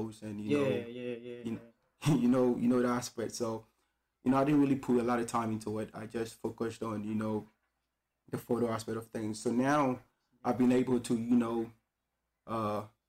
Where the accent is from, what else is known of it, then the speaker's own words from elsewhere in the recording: Ghana; now in Beijing, China; from Ghana, West Africa